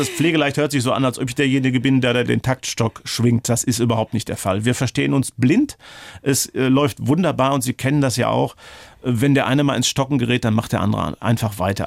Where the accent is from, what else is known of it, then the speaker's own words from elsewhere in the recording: Ruhr area, North Rhine-Westphalia, Germany; Ich komme aus dem Ruhrgebiet.